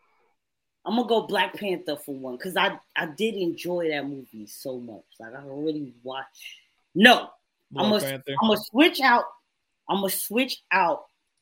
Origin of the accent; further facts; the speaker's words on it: Jamaica; Anyway, nigga, I'm Jamaican, bro.